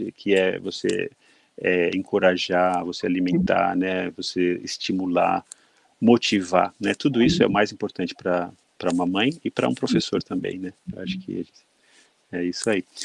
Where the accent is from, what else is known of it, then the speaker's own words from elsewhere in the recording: Brazil; now in Tokyo, Japan; como brasileiros